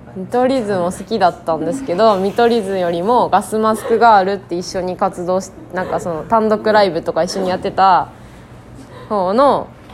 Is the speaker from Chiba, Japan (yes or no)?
yes; Chiba, Japan; moved away; 私は千葉県出身で